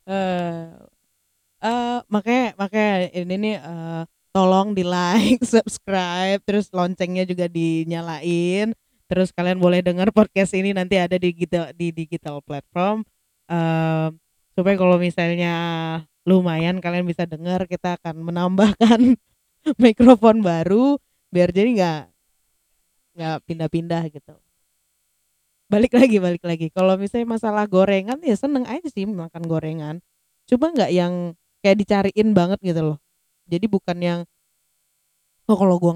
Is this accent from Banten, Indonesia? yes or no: no; Padang, West Sumatra, Indonesia; now in Yogyakarta, Indonesia; tinggal di Padang gede lahir gede di Padang, terus ini baru dari 2010 sampai ini 2020 aku tinggal di Yogyakarta.